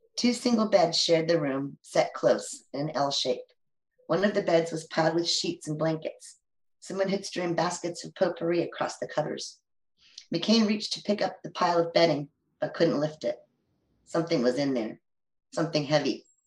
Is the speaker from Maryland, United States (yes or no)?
yes; Maryland, United States; also born or lived in Virginia Beach; I lived, I grew up in Maryland, really near where she grew up in Maryland